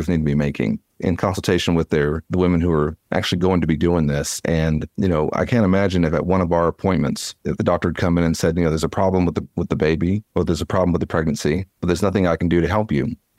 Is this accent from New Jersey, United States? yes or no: no; Dallas, Texas, United States; I'm a fourth generation Texan. I was born and raised in Dallas by a single mother